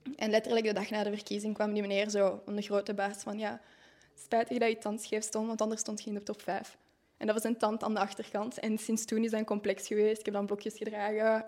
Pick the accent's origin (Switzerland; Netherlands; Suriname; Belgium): Belgium; Tervuren, Flanders; moved away as an adult; now in Vilvoorde, Belgium; ik ben afkomstig van Tervuren en dat is daar enorm rustig